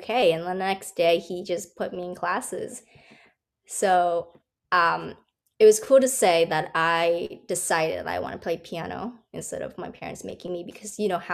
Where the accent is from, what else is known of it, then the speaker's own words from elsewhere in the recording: Hawaii, United States; moved away as an adult; also born or lived in New York City; I'm from Hawaii. And I always felt like I'm trapped on an island.